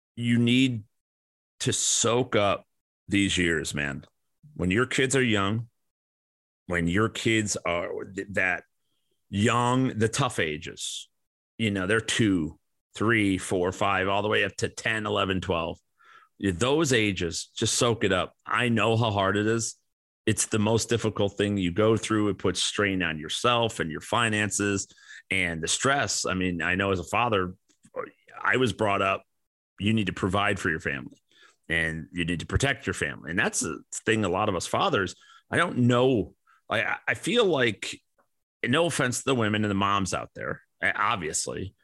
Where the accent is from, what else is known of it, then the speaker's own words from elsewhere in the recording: Midwest, Illinois, United States; I grew up in the Midwest